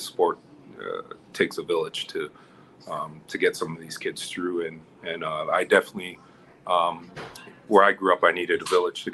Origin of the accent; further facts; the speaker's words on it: Toronto, Ontario, Canada; I grew up in the city right downtown Toronto